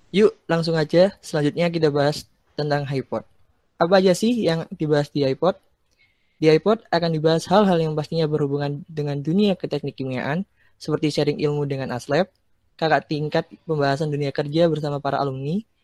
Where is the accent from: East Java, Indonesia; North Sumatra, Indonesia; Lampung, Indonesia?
East Java, Indonesia; Gresik; asalku dari Gresik.